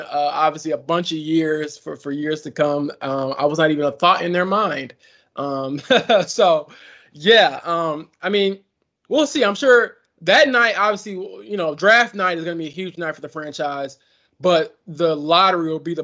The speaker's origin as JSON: {"language": "English", "town": "Chicago", "region": "Illinois", "country": "United States", "tie": "born or raised there", "said": "my hometown Chicago"}